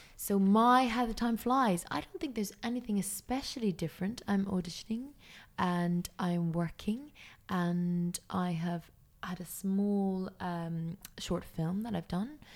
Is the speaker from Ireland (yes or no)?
yes; Ireland; I'm Irish